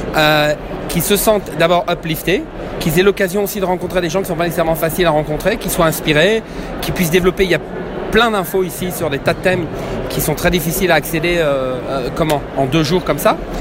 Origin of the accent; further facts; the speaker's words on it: Quebec, Canada; je suis du Québec